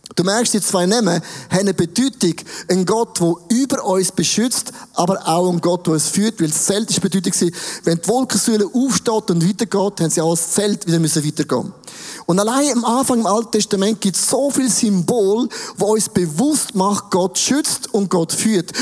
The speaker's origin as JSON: {"language": "German", "country": "Switzerland", "said": "uns, der Schweiz"}